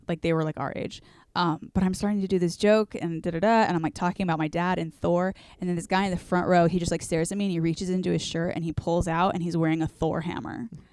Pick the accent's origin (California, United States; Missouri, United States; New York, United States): California, United States; Orange County; growing up in Orange County